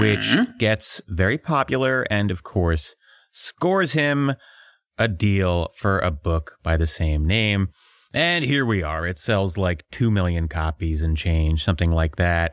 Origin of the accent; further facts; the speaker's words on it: outside of Philly, Pennsylvania, United States; I was raised outside of Philly by a contractor